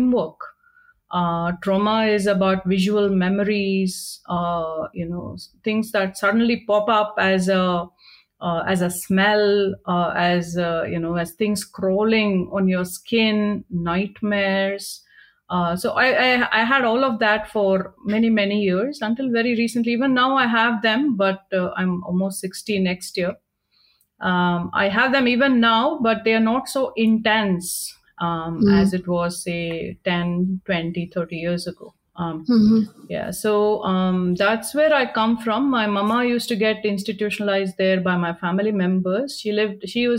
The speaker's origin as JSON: {"language": "English", "town": "Chennai", "region": "Tamil Nadu", "country": "India", "tie": "born or raised there", "moved": "yes", "lives_now": "Pune, India", "said": "I was born in, you know, into this world at in Chennai"}